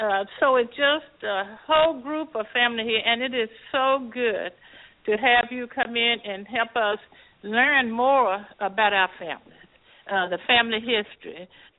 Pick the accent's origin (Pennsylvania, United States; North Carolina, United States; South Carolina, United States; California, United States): California, United States; Fresno; Fresno, California. I am.